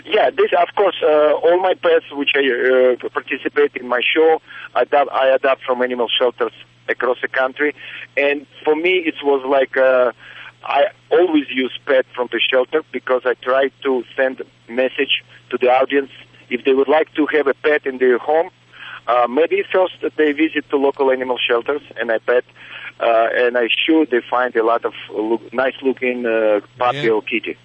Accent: Russia; now in Las Vegas, United States; I grew up in Russian circus family

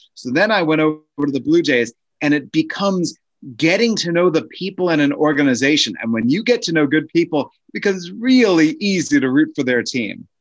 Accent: Maryland, United States; moved away as an adult; also born or lived in Washington, D.C.; now in Lansing, United States; I was born in D C, grew up fifteen minutes outside near the University of Maryland

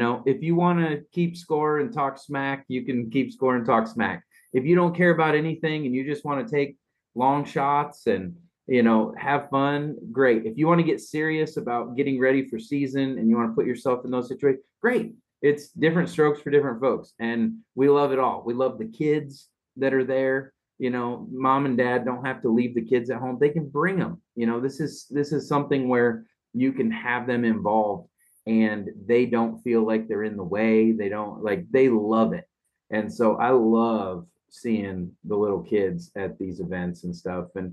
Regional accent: Midwest, United States; as a boy growing up in the Midwest

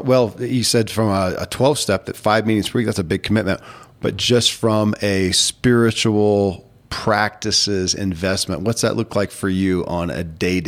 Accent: Kentucky, United States; born or raised there

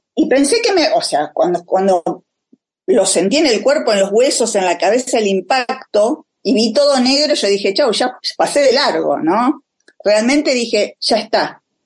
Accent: Buenos Aires, Argentina; yo nací en el Hospital Fernández

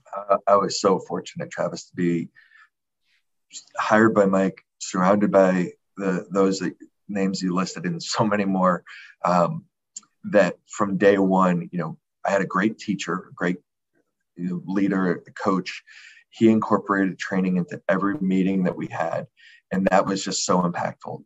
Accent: Connecticut, United States; moved away; I'm from Connecticut.

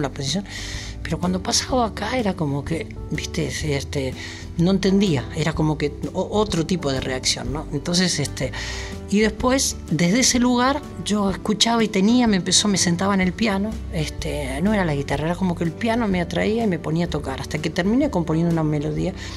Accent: Mercedes, Argentina; yo nací en Mercedes, no voy a discutir, soy, soy mercedino

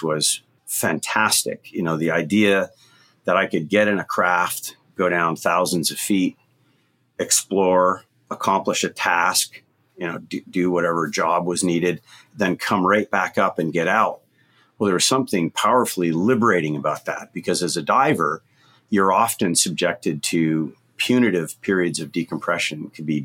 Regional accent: Canada; also born or lived in Barbados; I grew up in Canada, probably about as far away from the ocean as you could get.

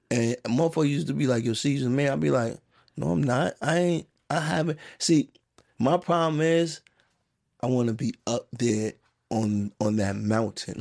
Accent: New York City, New York, United States; also born or lived in Queens; I grew up in the Bronx

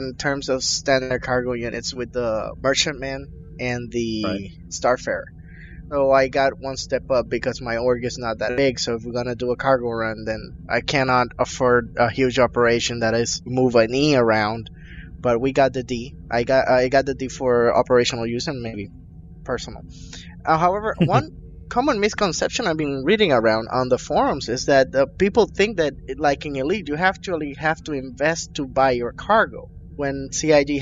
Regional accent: Maryland, United States; I'm from Maryland

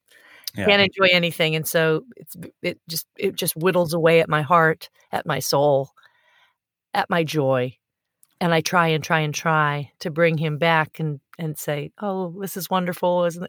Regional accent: Michigan, United States; No, I was born in Michigan.

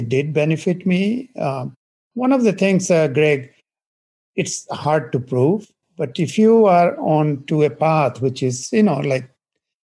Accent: India; moved away; I grew up in India in a small village.

